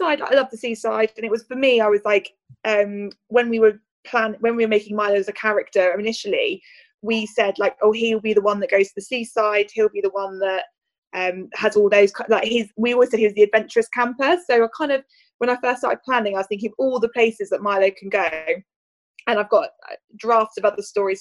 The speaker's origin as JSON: {"language": "English", "town": "Reading", "region": "South East England", "country": "United Kingdom", "tie": "born or raised there", "said": "I grew up in Reading, so that was obviously our big festival."}